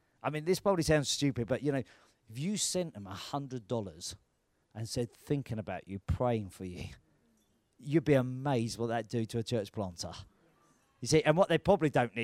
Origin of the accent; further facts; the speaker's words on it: United Kingdom; we're British.